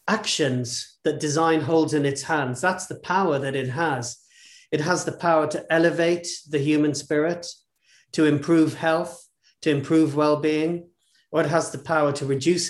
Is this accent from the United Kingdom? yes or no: yes; United Kingdom; I was born in the UK, brought up in the UK